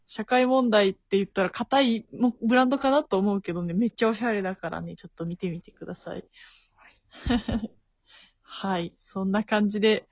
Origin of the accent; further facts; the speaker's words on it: Tokushima, Japan; moved away as an adult; now in Tokyo, Japan; 徳島で生まれた